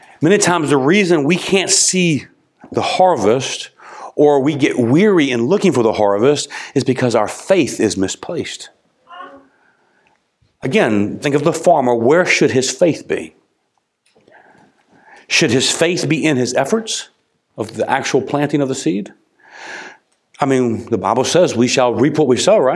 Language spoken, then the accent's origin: English; United States; As an American